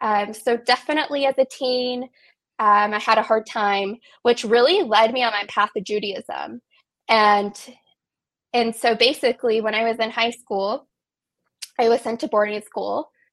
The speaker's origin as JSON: {"language": "English", "region": "West Virginia", "country": "United States", "tie": "born or raised there", "said": "So I was born in the Kaneha Valley. I've lived here probably on and off my entire life. And I grew up in a loving Jewish home."}